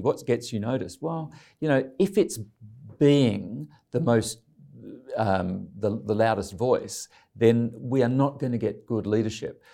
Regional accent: Ryde, New South Wales, Australia; moved away as an adult; I grew up in Ryde, John Howard's, um, uh, electorate

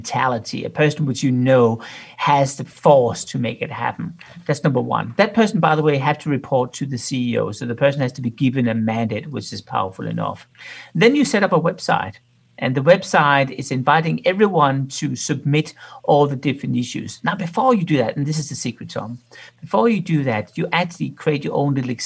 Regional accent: Denmark; moved away as an adult; now in Zurich, Switzerland; I'm from Denmark

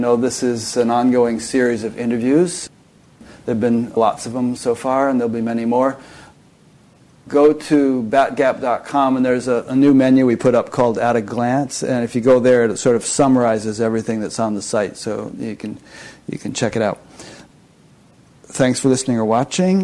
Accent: Connecticut, United States; I'm English, Irish, and Scottish by, you know, ancestry, although I was born in Connecticut.

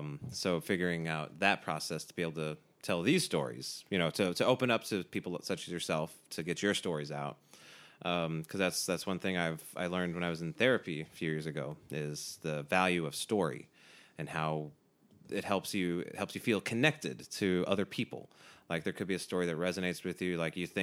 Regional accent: Southeast, United States; Yeah, I grew up Protestant in the Southeast U.S.

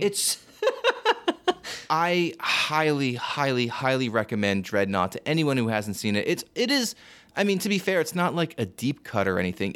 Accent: New Jersey, United States; I'm from New Jersey

